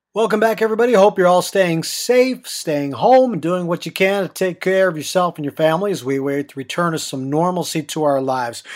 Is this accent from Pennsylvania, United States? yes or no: yes; Middletown, Pennsylvania, United States; I grew up in Middletown, Pennsylvania, about a two hour drive from Philadelphia